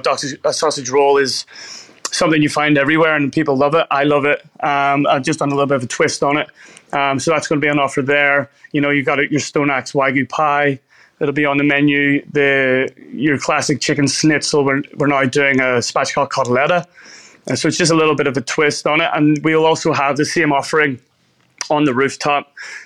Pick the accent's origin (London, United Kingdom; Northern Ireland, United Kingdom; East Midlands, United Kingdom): Northern Ireland, United Kingdom; Belfast; moved away as an adult; now in Australia; So I grew up in Belfast, a city in Northern Ireland. I lived there for 27 years of my life before coming to Australia.